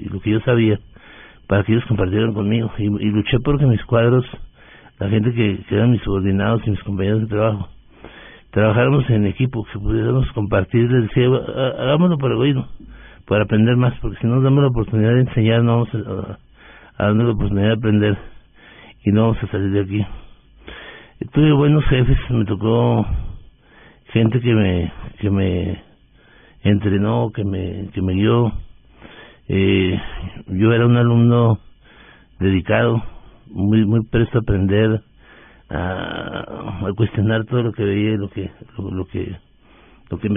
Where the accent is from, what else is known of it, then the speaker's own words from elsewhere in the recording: Delicias, Chihuahua, Mexico; Yo soy un mexicano de origen humilde del norte de México, de Ciudad de Delicias, Chihuahua.